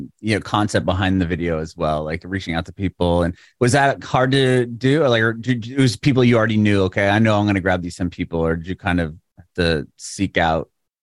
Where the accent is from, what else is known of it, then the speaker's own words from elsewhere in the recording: San Diego, California, United States; moved away as an adult; now in Tennessee, United States; I'm from San Diego, and I moved in the middle of the pandemic to Tennessee.